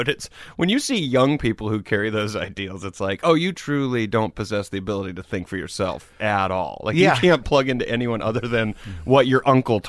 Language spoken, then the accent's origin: English; Greenville, South Carolina, United States; Greenville, South Carolina.